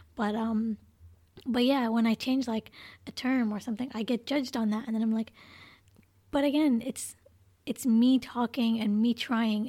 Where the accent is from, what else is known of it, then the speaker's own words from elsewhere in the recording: Canada; moved away; growing up in Canada